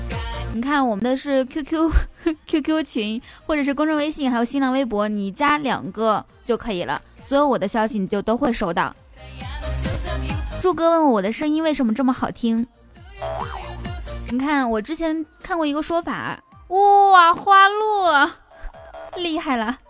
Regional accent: Guangdong, China; 我是广东人，我吃过鱼头。

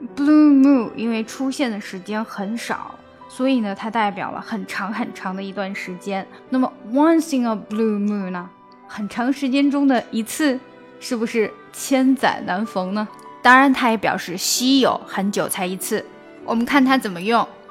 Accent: China; 我们中国人学英语难免会加入自己的中文元素

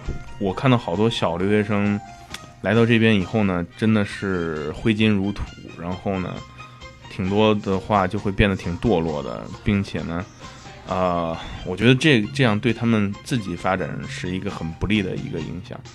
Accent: China; now in United States; 我们中国人

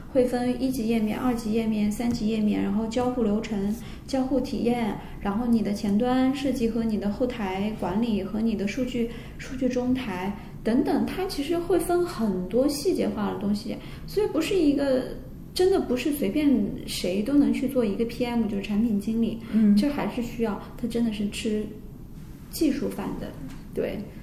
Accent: southern China, China; 我们都是南方人

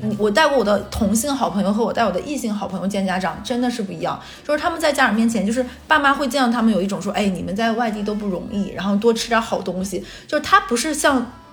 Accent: northern China, China; moved away as an adult; now in Shanghai, China; 而且像咱们北方人，一定是这个人走到最后要结婚那一步

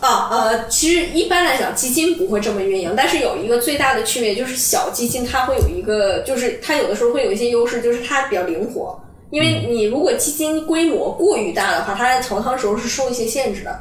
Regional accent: Dalian, Liaoning, China; moved away as an adult; also born or lived in Davis, United States / Boston, United States; now in Hong Kong; 我从小是出生在，出生长大在大连嘛，嗯。然后我们那边是以海鲜出名的

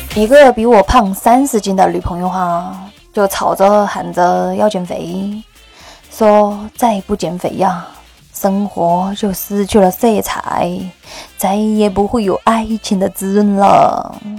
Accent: Sichuan, China; accent: Sichuanese; 用我们四川话就俗称呱娃子

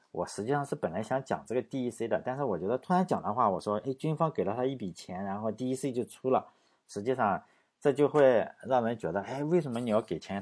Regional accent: China; 我们中国人

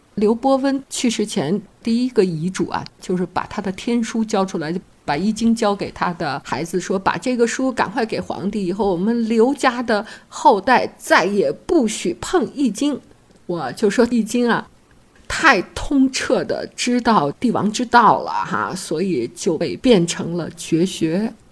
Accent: China; 我们中国人

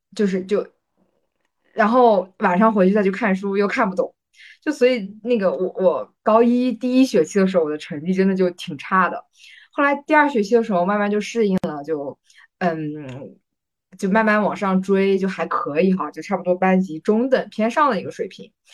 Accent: southern Yellow Sea coast, Jiangsu, China; 我们家乡那边的那个海呢，它是属于，呃，就是南黄海

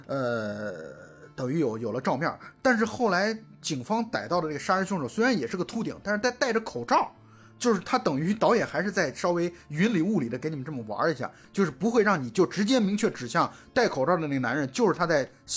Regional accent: China; 当然我们中国人本身对朝鲜族的印象还是其实还是挺好的

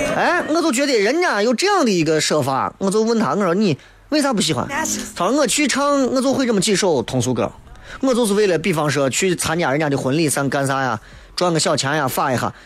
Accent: China; 作为中国人

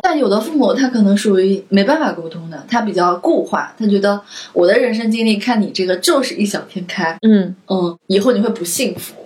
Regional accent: China; 我们是中国的小孩儿， 而且是独生子女

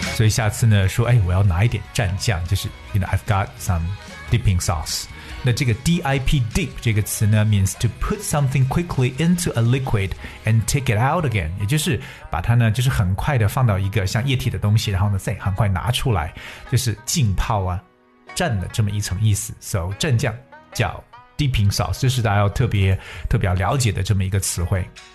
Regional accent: China; 我们中国人一旦聚在一起呢，少不了的就是各种各样的大吃大喝

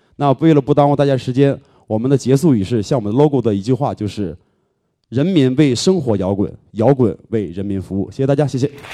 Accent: Northeast China, China; moved away as an adult; now in Beijing, China; 因为我是东北人嘛

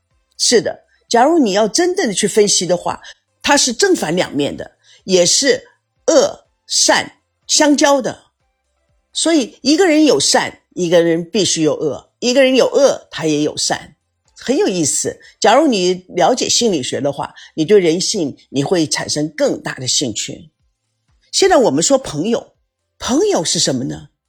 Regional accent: United States; 我从美国来，中国的方式，美国的方式，对于亲人和朋友之间的一种情感以及看法，真的会很不一样。

